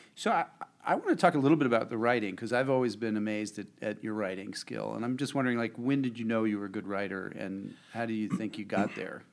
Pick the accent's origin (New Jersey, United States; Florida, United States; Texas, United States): New Jersey, United States; I'm from New Jersey